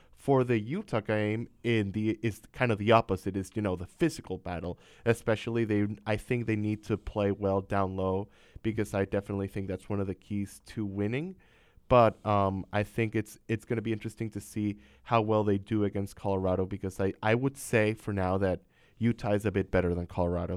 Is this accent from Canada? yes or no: no; Venezuela; moved away; also born or lived in Miami; I'm from Venezuela, South America